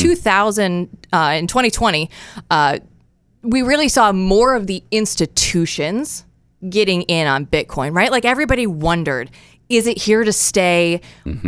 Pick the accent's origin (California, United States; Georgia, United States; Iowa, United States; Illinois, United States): Iowa, United States; moved away as an adult; also born or lived in Des Moines, Iowa / Portland, Oregon / Eugene, Oregon; moved originally from Iowa, born and raised. I was a Hawkeye growing up